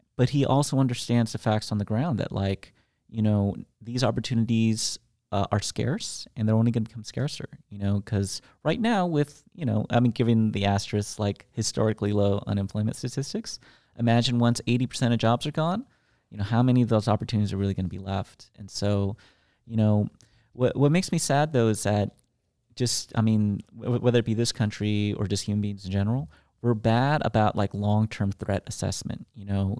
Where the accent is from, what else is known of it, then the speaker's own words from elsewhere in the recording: United States; I'm an American